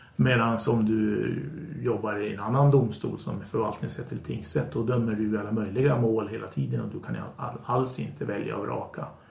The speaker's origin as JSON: {"language": "Swedish", "country": "Sweden", "said": "vi i Sverige"}